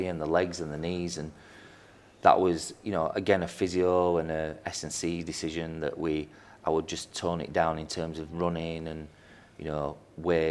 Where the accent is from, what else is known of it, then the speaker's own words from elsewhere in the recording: Yorkshire and the Humber, United Kingdom; Being a Yorkshireman